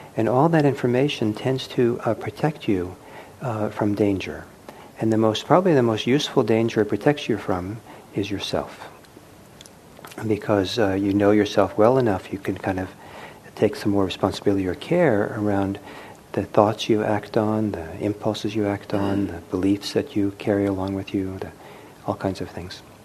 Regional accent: United States; first language English; growing up in the United States speaking English

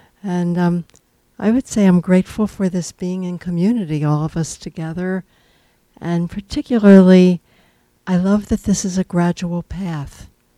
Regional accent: San Francisco, California, United States; I'm from San Francisco.

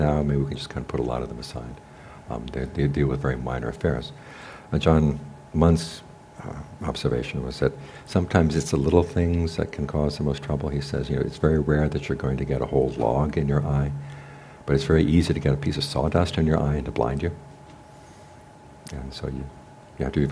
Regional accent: United States; also born or lived in Thailand; we were raised in American high schools where it was the intelligent students were disrespectful to the teachers

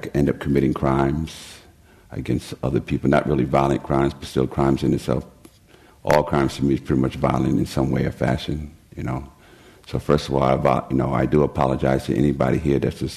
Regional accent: New York, United States; I was born and raised in New York to a very dysfunctional family

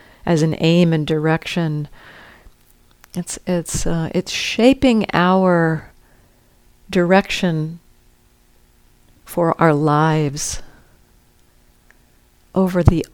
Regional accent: United States; growing up in the United States

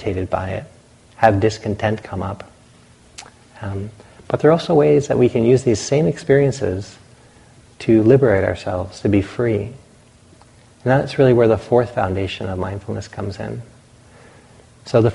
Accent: the Atlantic coast, East Coast, United States; moved away; I grew up on the Atlantic

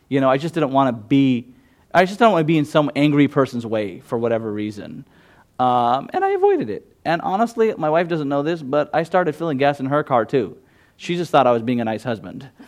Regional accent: Gujarat, India; first language Gujarati; English is a second language; I just straight up go to my mother tongue. I'm a Gujarati.

